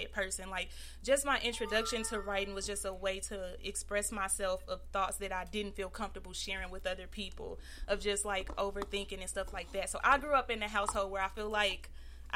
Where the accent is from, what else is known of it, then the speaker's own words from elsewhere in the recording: Illinois, United States; I'm from Illinois, so it wasn't really many opportunities over on that side.